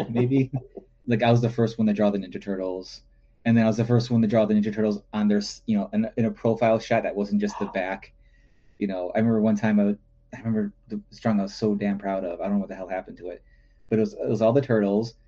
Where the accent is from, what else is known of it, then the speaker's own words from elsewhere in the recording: Chicago, Illinois, United States; moved away as an adult; I grew up in the north side of good old Chicago, Illinois